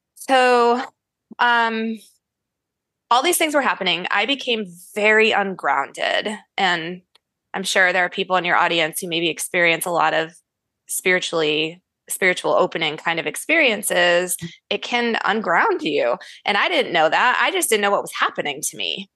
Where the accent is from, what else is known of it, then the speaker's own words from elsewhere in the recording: Syracuse, New York, United States; moved away; I was born and raised in Syracuse, New York. Okay. Which is not where I reside now